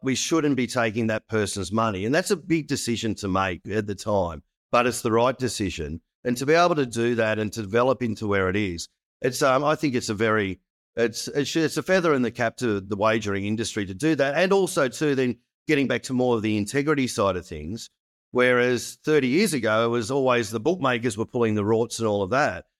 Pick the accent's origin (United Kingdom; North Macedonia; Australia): Australia; as an Australian